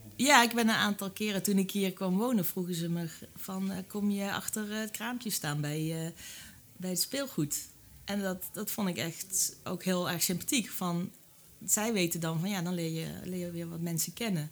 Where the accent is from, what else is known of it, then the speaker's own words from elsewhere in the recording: Limburg, Netherlands; now in Tricht, Netherlands; Ik kom uit Limburg